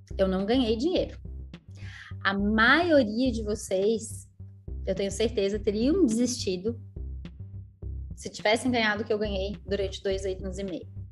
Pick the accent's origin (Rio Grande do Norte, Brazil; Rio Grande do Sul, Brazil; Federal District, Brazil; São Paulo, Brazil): Rio Grande do Sul, Brazil; Canela; born or raised there; also born or lived in Gramado / Florianópolis; now in São José, Brazil